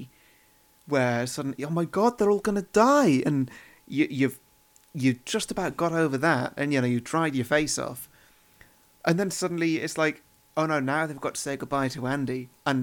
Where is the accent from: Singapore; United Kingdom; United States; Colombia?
United Kingdom; being British